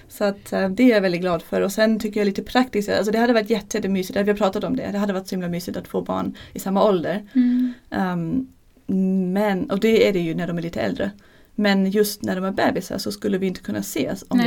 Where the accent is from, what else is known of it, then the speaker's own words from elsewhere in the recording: Germany; Swedish is a second language; moved away as an adult; now in Sweden; Jag är från Tyskland